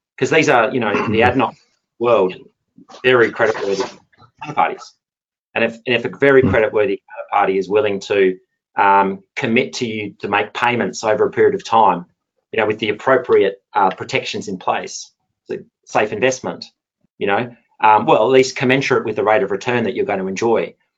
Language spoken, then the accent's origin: English; Perth, Western Australia, Australia; accent: Perth; moved away as an adult; also born or lived in Singapore / South Korea / Japan; now in London, United Kingdom; my accent is a Perth accent, um, very much an oil and gas town